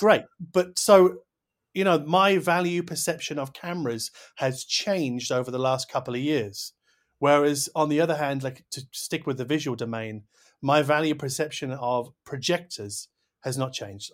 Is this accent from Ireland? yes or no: no; United Kingdom; I'm too British